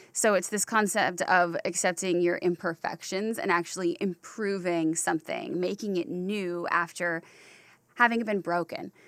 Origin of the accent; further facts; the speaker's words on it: Durham Chapel Hill area, North Carolina, United States; now in Los Angeles, United States; I grew up in the Durham Chapel Hill area.